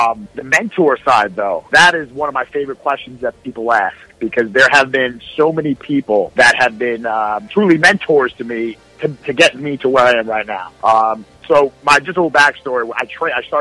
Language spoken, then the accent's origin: English; New York City, New York, United States; you would go into little bodegas in Brooklyn